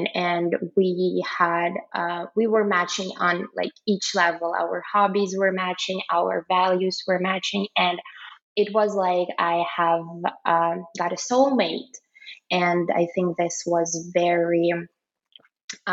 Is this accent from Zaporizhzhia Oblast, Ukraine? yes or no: yes; Melitopol, Zaporizhzhia Oblast, Ukraine; English is a second language; moved away; also born or lived in Kyiv; we had curfew in my hometown. It's in the east, Melitopol in Zaporizhia region